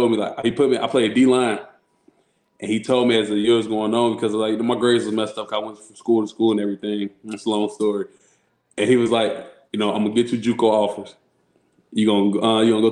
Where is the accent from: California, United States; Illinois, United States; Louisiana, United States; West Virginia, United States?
Illinois, United States; Chicago; also born or lived in Rockford, Illinois; I grew up in Chicago.